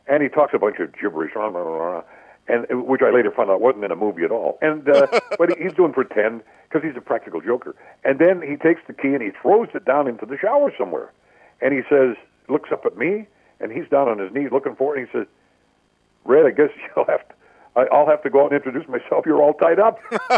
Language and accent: English; Vancouver, British Columbia, Canada; also born or lived in Comox, Vancouver Island; I was born on Vancouver Island in a small town called Comox